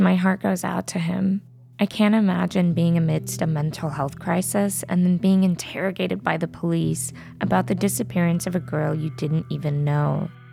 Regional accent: Yuma, Arizona, United States; moved away; my hometown of Yuma, Arizona

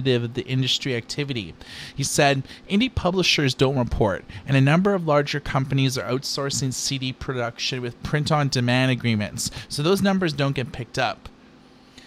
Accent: Thunder Bay, Ontario, Canada; now in Vancouver, Canada; I grew up in Ontario, though, in a small town called Thunder Bay

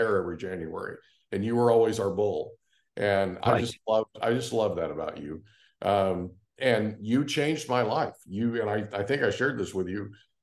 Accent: Oklahoma, United States; now in California, United States; All my life growing up in Oklahoma

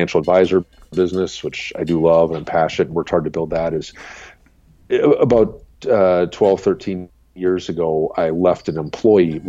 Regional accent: Madison, Wisconsin, United States; now in Minnesota, United States; I grew up in Madison, Wisconsin, and the house I grew up in, right out my back door was railroad

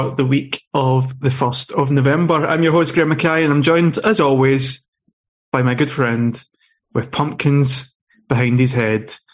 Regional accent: Norway; when I grew up in Norway

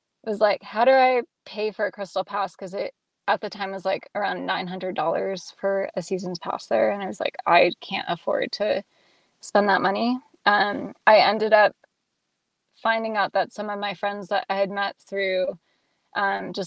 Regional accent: Nevada, United States; moved away as an adult; also born or lived in Reno / Colorado; now in Seattle, United States; I grew up in Lake Tahoe and went to high school in Reno

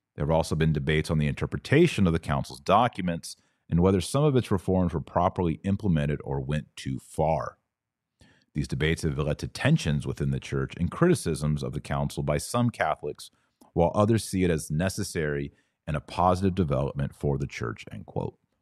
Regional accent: Fort Worth, Texas, United States; I was born in Fort Worth, Texas

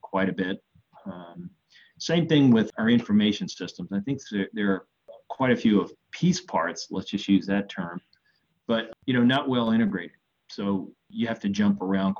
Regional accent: New Orleans, Louisiana, United States; born or raised there

